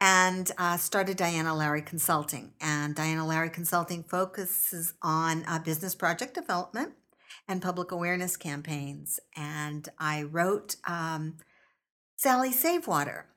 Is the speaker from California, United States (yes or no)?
yes; Stockton, California, United States; I grew up here in Stockton, uh, going to local schools